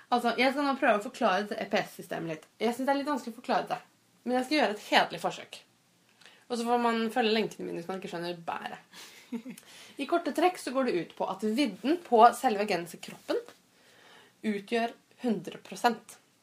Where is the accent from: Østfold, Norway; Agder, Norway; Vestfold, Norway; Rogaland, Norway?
Østfold, Norway; Fredrikstad; jeg kommer fra Fredrikstad, så vi bodde i Fredrikstad.